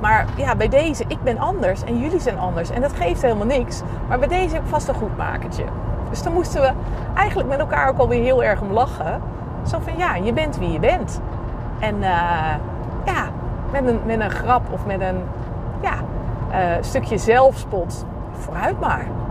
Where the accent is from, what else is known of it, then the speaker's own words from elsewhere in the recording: Reeuwijk, South Holland, Netherlands; ik kom uit Nederland en, eh, bij- uit Reewijk, vlakbij Gouda